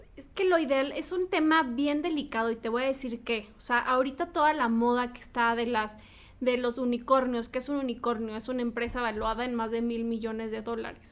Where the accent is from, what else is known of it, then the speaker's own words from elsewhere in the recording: Morelia, Michoacán, Mexico; mis amigas de Morelia, porque soy de Morelia